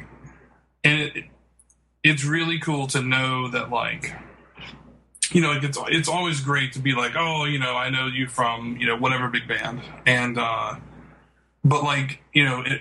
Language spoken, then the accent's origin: English; Birmingham, Alabama, United States; I have lived every day of my life in Birmingham, Alabama